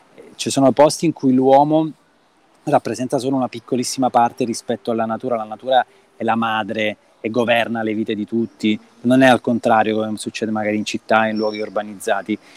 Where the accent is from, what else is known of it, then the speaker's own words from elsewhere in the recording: Reggio Calabria, Calabria, Italy; Nato e cresciuto a Reggio Calabria